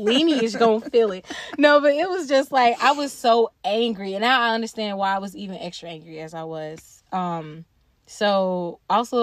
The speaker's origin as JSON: {"language": "English", "region": "North Carolina", "country": "United States", "tie": "born or raised there", "said": "growing up in North Carolina, especially in the public school system"}